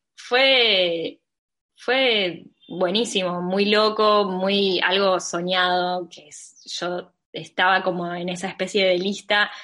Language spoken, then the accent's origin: Spanish; Mar del Plata, Buenos Aires Province, Argentina; Mar del Plata, mi ciudad natal